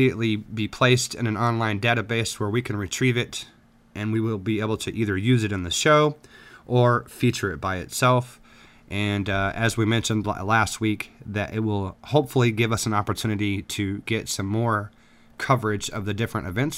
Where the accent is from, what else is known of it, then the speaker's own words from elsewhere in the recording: South Texas, United States; now in Midwest, United States; I grew up for a while in South Texas